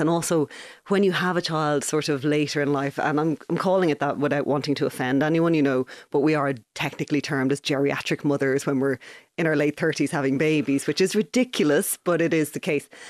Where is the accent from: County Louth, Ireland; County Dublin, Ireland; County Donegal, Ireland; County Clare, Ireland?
County Dublin, Ireland; Ballybrack; moved away as an adult; now in Galway, Ireland; I was born and raised in Ballybrack. I lived there my entire childhood